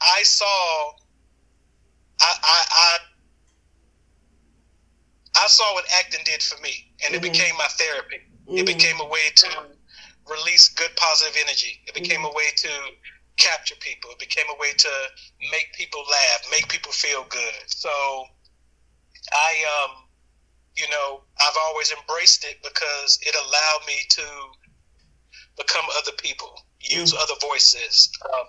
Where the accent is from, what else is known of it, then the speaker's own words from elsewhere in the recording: New York City, New York, United States; As a kid growing up in Brooklyn, New York, I was the youngest of nine